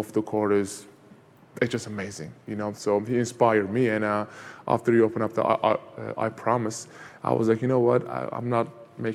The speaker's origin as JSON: {"language": "English", "region": "Van", "country": "Turkey", "tie": "born or raised there", "moved": "yes", "lives_now": "United States", "said": "where I grew up in Turkey was east side of Turkey, called Van, V-A-N"}